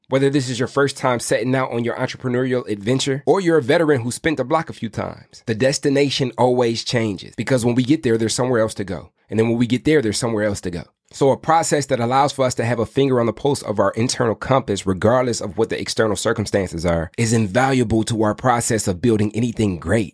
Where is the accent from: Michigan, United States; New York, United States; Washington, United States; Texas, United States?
Michigan, United States; Inkster; I'm from Inkster, Michigan